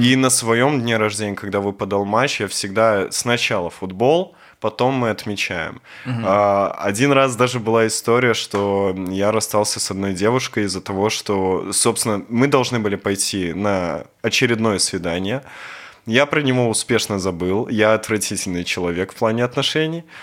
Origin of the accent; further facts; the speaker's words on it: Belarus; мы белорусы